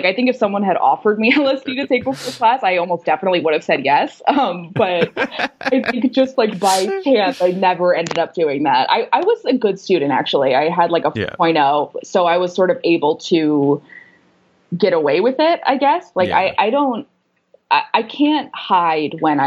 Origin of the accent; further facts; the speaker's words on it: Los Angeles, California, United States; I grew up in Venice Beach, which is like the west side of Los Angeles